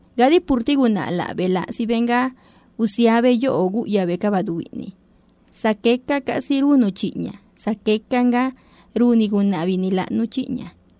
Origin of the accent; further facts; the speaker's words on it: Zapotec, Oaxaca, Mexico; first language Zapotec; Spanish is a second language; tanto en nuestra lengua natal el zapoteco como en español